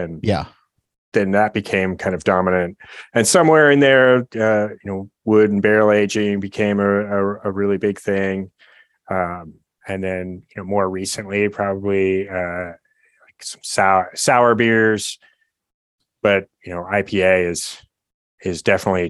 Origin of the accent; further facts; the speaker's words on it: California, United States; I grew up in California